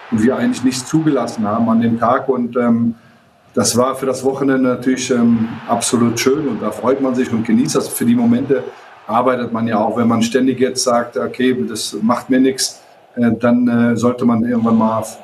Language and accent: German; Germany; für mich als, äh, als Marokkaner, marokkanische Abstammung, der in Deutschland groß geworden ist